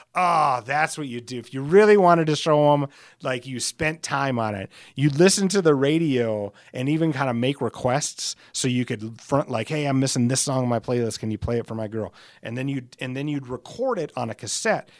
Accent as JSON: {"language": "English", "town": "Alcester", "region": "South Dakota", "country": "United States", "tie": "born or raised there", "said": "my hometown of Ellis, South Dakota"}